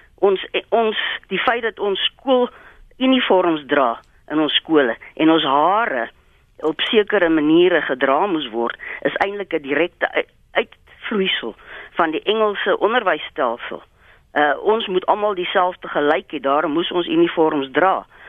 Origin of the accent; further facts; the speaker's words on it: South Africa; ons as Afrikaners